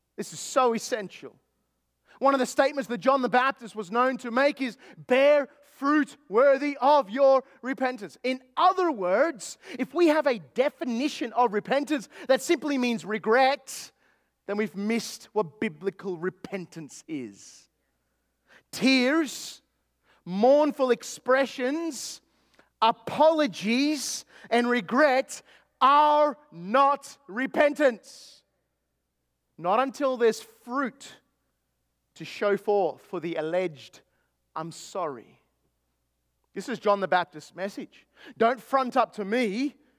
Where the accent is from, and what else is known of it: Australia; born or raised there; now in East Texas, United States